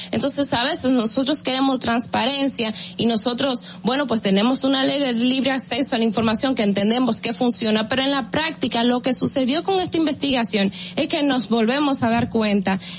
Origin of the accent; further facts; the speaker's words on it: Dominican Republic; en Nueva York el problema está en que somos los mismos dominicanos los que los que resultamos afectados